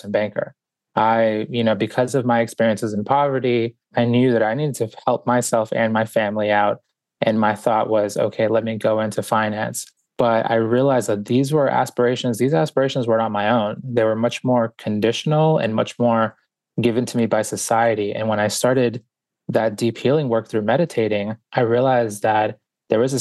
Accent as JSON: {"language": "English", "town": "Boston", "region": "Massachusetts", "country": "United States", "tie": "born or raised there", "also_born_or_lived": "Guayaquil, Ecuador", "said": "I was born in Guayaquil, Ecuador, and grew up in Boston. So we got here when I was about 4 years old"}